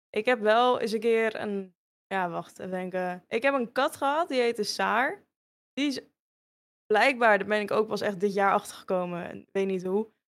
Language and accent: Dutch; Hoorn, North Holland, Netherlands; Als kind in Horen. Eh, nou, ja, je hebt een grote speeltuin, dat is altijd wel gaande. Je hebt de Waterhoren, daar was ik vroeger wel heel vaak te vinden.